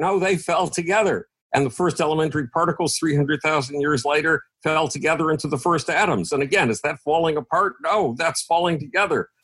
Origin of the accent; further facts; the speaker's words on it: Buffalo, New York, United States; I grew up in Buffalo, New York